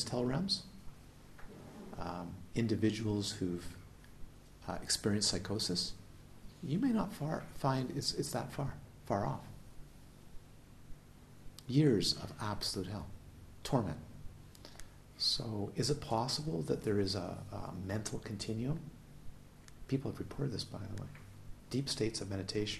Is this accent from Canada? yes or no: yes; Canada; also born or lived in Galiano Island, British Columbia; I'm Canadian